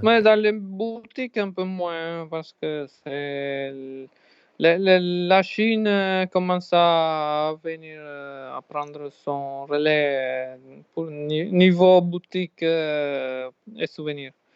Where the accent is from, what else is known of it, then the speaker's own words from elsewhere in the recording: Sardinia, Italy; moved away; Je me sentais chez moi en Sardaigne